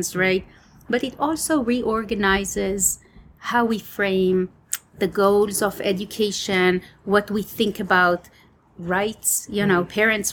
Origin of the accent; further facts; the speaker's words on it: Israel; moved away as an adult; Israel, my home country.